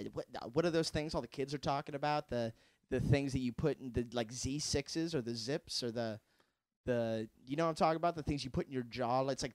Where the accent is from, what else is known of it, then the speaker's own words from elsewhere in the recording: Los Angeles, California, United States; born there; also born or lived in Tarzana; I was born in Los Angeles, all right?